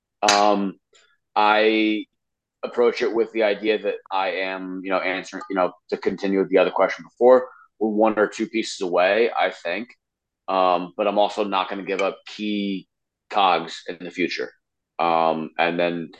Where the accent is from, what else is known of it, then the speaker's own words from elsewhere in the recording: New York, United States; we are from New York